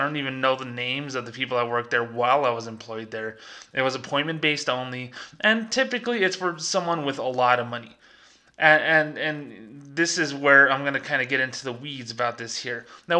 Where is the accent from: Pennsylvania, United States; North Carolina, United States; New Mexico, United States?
New Mexico, United States; Las Cruces; there is a small Merrill Lynch office in my hometown of Las Cruces, New Mexico here, and honestly, in all the years that I worked down here